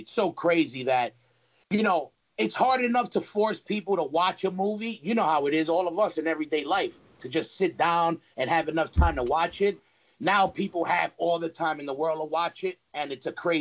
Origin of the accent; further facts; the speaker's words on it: New York City, New York, United States; also born or lived in Manhattan, New York; And then I moved to Queens when I was about six years old